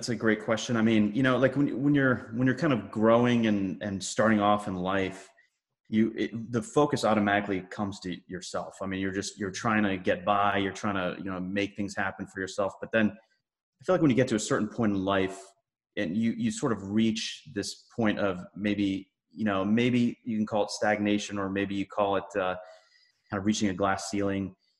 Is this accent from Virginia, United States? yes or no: yes; Virginia, United States; also born or lived in Massachusetts; I was born and brought up in Massachusetts, actually moved around a lot as a kid, and then grew up in Northern Virginia, pretty much where I settled in.